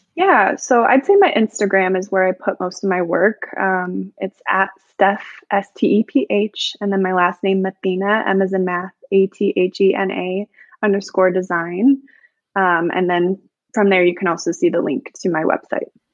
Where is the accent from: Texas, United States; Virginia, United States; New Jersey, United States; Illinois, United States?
Illinois, United States; I'm from Illinois